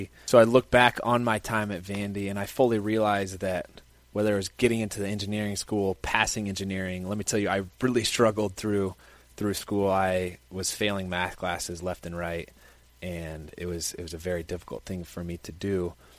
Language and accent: English; Indianapolis, Indiana, United States; moved away as an adult; now in Nashville, United States; So I grew up in Indianapolis, Indiana. I'm the middle of five kids.